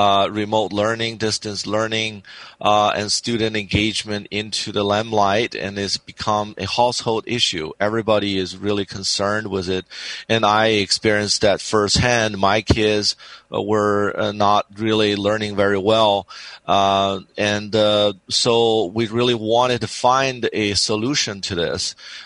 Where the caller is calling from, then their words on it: San Diego, California, United States; It's from San Diego, California.